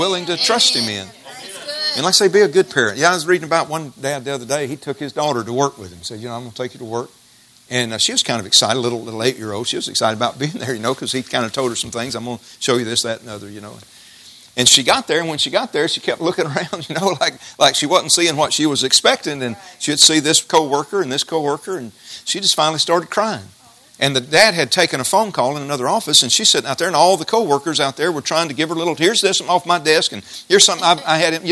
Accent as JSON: {"language": "English", "town": "Jasper", "country": "United States", "tie": "born or raised there", "said": "I grew up in West Jasper in the 1960s."}